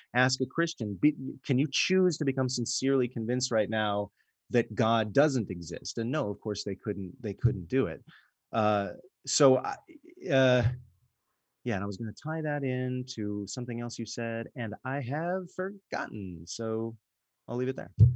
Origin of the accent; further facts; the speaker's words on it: United States; I'm an American